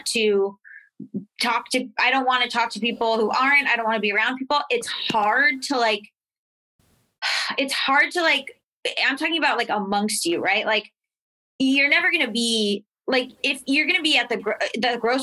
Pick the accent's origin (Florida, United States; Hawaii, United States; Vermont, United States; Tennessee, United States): Florida, United States; I'm from Florida. Like, I'm from the South